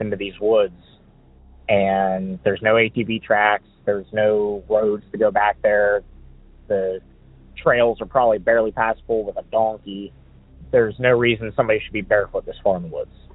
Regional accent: Pittsburgh, Pennsylvania, United States; I'm from Pittsburgh, Pennsylvania

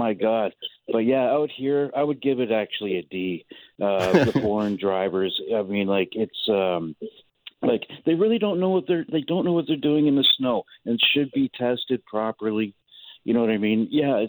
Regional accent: Toronto, Ontario, Canada; also born or lived in Winnipeg / Edmonton; now in Coquitlam, Canada; I grew up in Toronto, lived in Winnipeg for 3.5 years, Edmonton for 2

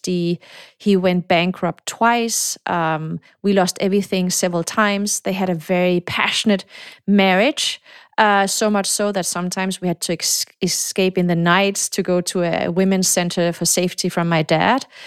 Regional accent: Denmark; moved away; also born or lived in Morocco / Silicon Valley; I was born in Morocco. I came to Denmark. My mom is Danish, so I grew up in Denmark

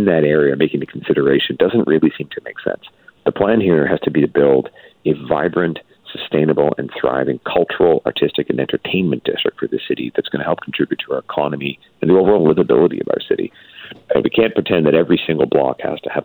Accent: British Columbia, Canada; we as British Columbians

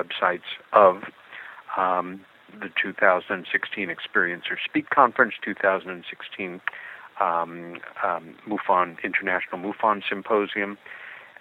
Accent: New York City, New York, United States; the city of New York, my hometown, and where I've lived most of my life

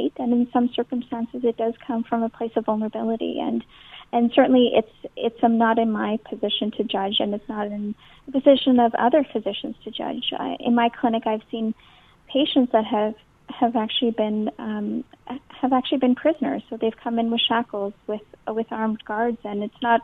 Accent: Canada; having spent my entire life in Canada

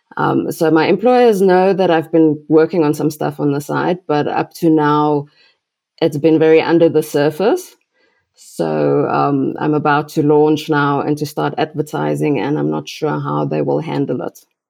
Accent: South Africa; I'm from South Africa

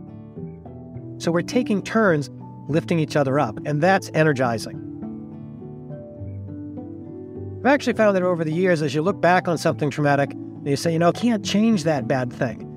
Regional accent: Massachusetts, United States; moved away as an adult; now in Fort Collins, United States; I have emigrated out here when I was in my 20s to be near the mountains from my home state of Massachusetts

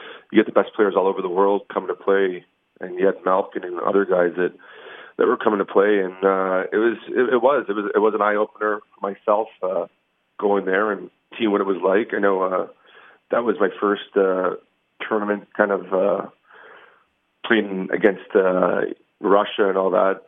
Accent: Canada; as a Canadian

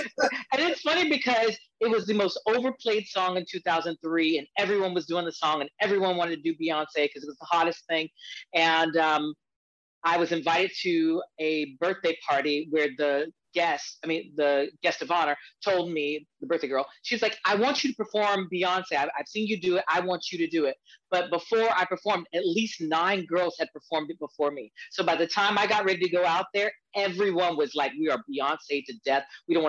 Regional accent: Hartsville, South Carolina, United States; now in Washington, United States; So I'm originally from smallest city. It's called Hartsville, South Carolina. And I moved to DC 21 years ago.

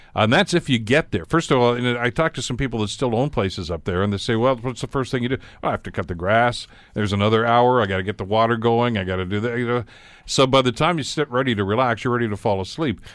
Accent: Hamilton, Ontario, Canada; my kid days back here growing up on the East Mountain, uh, going to Blessed Sacrament School there

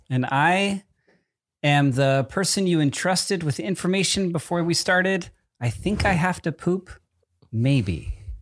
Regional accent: New Jersey, United States; I'm from Jersey

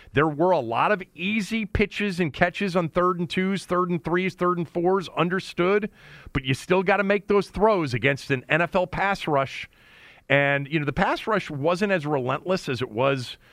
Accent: Bethesda, Maryland, United States; Bethesda, which has been pretty much my hometown, you know, or home area

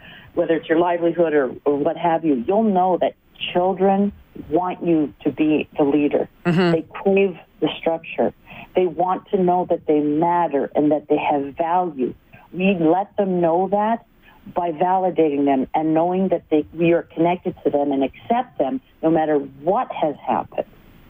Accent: Vancouver, British Columbia, Canada; I'm from Vancouver, BC, and I'm in Ontario, in Ottawa and Toronto, doing training

